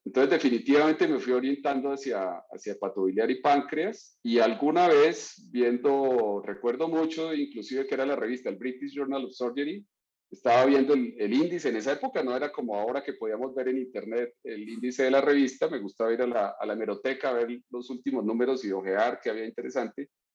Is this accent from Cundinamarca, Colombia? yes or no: no; Florencia, Caquetá, Colombia; moved away; nací en Florencia, Caquetá, que es una ciudad pequeña al sur del país, cercana a la región del Amazonas